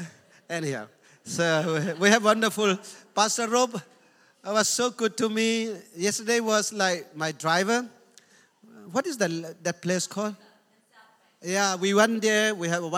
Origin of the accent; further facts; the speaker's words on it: India; I'm Indian